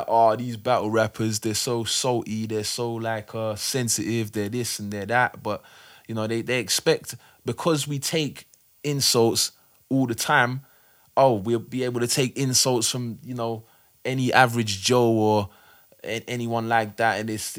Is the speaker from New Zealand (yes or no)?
no; South Norwood, London, United Kingdom; Yeah, I grew up in South Norwood near Crystal Palace. Got into music around the early to mid 90s time.